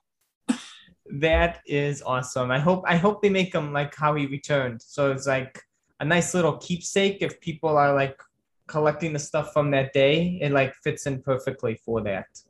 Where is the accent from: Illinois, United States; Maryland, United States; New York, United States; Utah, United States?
Illinois, United States; Chicago; moved away; my hometown